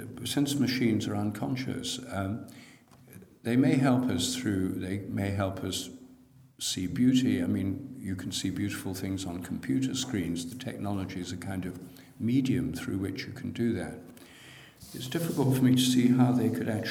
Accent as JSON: {"language": "English", "town": "Newark", "region": "East Midlands", "country": "United Kingdom", "tie": "born or raised there", "moved": "yes", "lives_now": "London, United Kingdom", "said": "in my hometown, Newark in Nottinghamshire"}